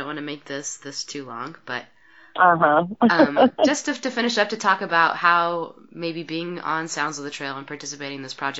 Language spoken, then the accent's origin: English; the West, United States; I'm from the West.